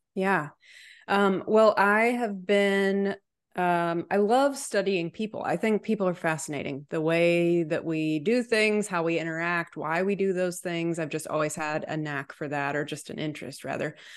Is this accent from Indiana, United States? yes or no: no; Chattanooga, Tennessee, United States; now in Nashville, United States; I was born and raised in Chattanooga